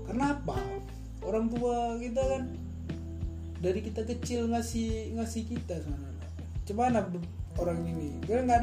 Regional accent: Aceh, Indonesia; lah kalau di kampungku kalau di Aceh sana ini ada Aceh ya kan kalau aku di Aceh rata-rata memang anak-anak ah, kuliah tamat kuliah yang kerjaan gak jelas

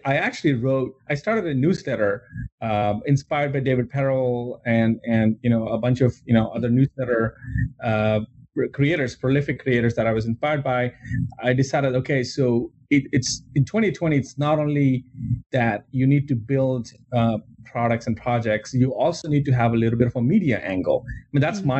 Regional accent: India; moved away as an adult; I grew up in India and I, I grew up like I was, I was there until I was 21

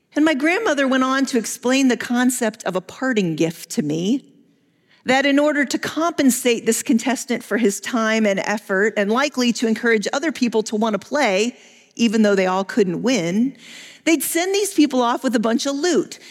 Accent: United States; as Western American evangelical Christians

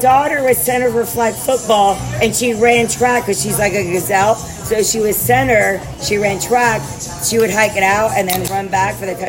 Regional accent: Coral Springs, Florida, United States; also born or lived in Ohio / Boca Raton, Florida / Pompano Beach, Florida; I grew up in Coral Springs, so I'm not bougie.

